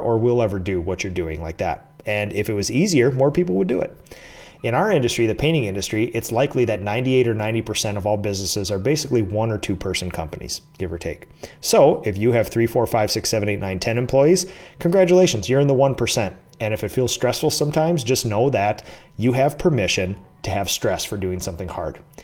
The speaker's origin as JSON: {"language": "English", "region": "Minnesota", "country": "United States", "tie": "born or raised there", "said": "I did the Chamber of Commerce in my hometown"}